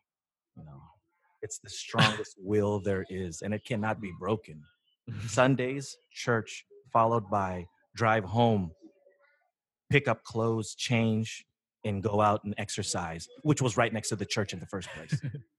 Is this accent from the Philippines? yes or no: yes; Philippines; We're Filipino. We know people.